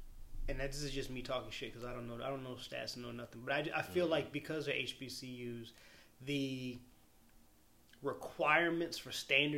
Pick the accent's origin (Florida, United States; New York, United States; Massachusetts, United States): Florida, United States; Orlando; I grew up in Orlando.